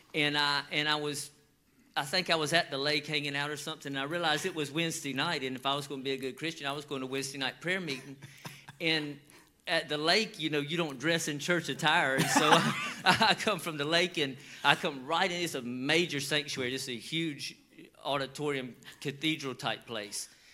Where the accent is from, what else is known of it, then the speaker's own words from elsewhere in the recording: Georgia, United States; we grew up in the South and we grew up in you know it's hot in Georgia